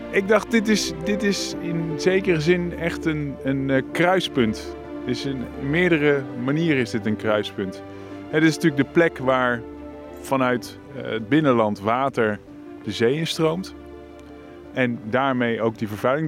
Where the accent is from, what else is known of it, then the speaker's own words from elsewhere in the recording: Leiden, South Holland, Netherlands; Ik kom uit Leiden.